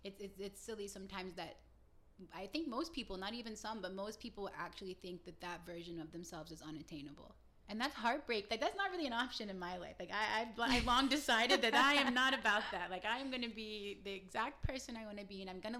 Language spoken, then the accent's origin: English; Southern West Virginia, United States; moved away as an adult; now in Miami Beach, United States; I grew up in Southern West Virginia, right? Like, tiny small town, the exact opposite of Miami Beach